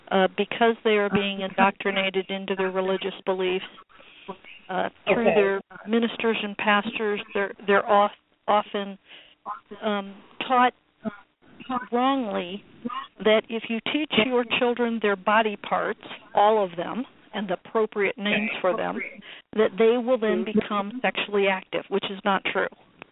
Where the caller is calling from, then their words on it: United States; America, let's put it that way.